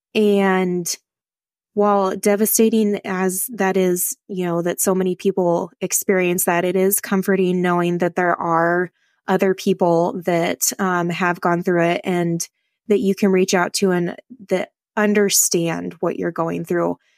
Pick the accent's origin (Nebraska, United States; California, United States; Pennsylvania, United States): Nebraska, United States; Northeast; I am from Northeast Nebraska